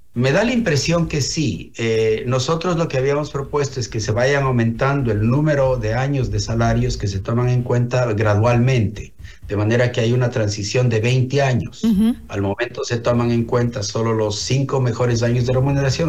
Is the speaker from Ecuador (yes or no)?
yes; Ecuador; como ecuatorianos